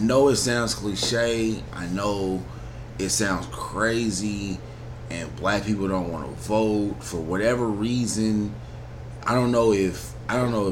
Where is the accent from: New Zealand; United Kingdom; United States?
United States; I'm an American citizen at the end of the day. I'm an American